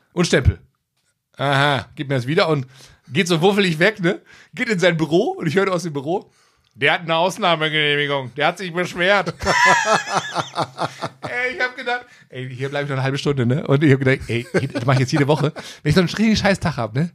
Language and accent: German; Gelsenkirchen, North Rhine-Westphalia, Germany; ich komme aus Gelsenkirchen auch